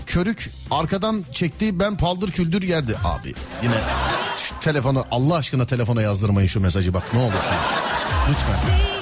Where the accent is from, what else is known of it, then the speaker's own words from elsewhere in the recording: Istanbul, Turkey; ben doğma büyüme İstanbulluyum